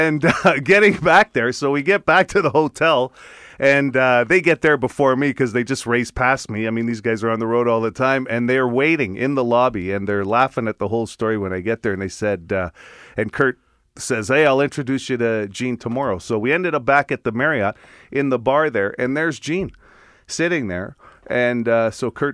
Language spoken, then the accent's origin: English; Winnipeg, Manitoba, Canada; I grew up here in Winnipeg